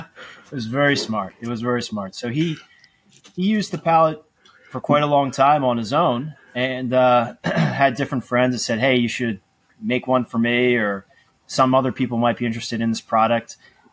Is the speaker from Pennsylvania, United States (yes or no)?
yes; Malvern, Pennsylvania, United States; We grew up outside of Philadelphia in an area called Malvern.